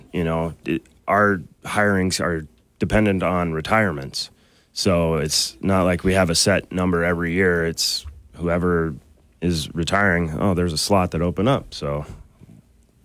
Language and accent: English; Great Falls, Montana, United States; now in Missoula, United States; we're both from Great Falls originally, and we grew up and we used to go watch the Guns and Hoses hockey game in Great Falls